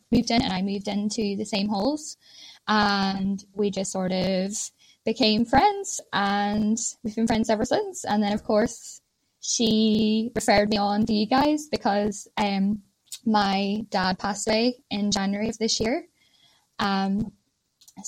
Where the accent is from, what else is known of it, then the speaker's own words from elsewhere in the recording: Ireland; moved away as an adult; now in Ormskirk, United Kingdom; I am Irish